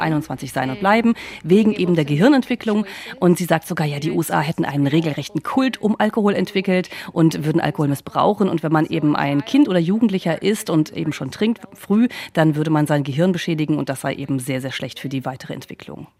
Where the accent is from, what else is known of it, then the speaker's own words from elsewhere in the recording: Germany; now in United States; mit Deutschland vergleiche, ähm, auch wo ich aufgewachsen bin